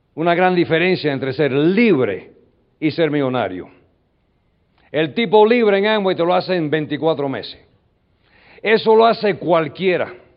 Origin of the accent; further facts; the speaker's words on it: New York, United States; first language English; Spanish is a second language; Yo nací en el 47 en New York. Y uh, so I'm an American guy. I was born and raised in the United States. My my language is English.